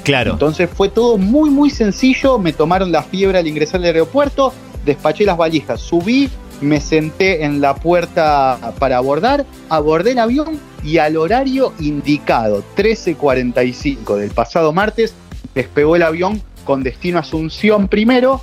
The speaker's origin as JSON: {"language": "Spanish", "town": "Leones", "region": "Córdoba", "country": "Argentina", "moved": "as an adult", "lives_now": "Madrid, Spain", "said": "En mi ciudad, yo soy de Leones, al sudeste de la provincia de Córdoba"}